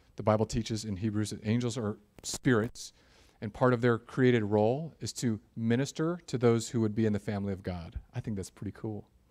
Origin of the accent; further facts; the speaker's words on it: United States; I'm an American suburban Christian